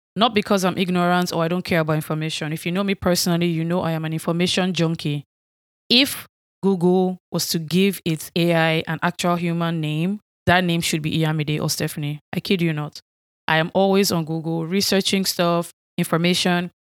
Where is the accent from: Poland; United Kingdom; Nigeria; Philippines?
Nigeria; accent: Nigerian; moved away as an adult; now in United States; I was not raised here in the United States. I grew up in Nigeria.